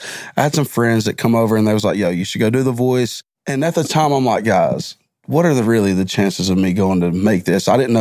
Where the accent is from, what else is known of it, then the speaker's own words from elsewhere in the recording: Aragon, Georgia, United States; I grew up in Eragon all my life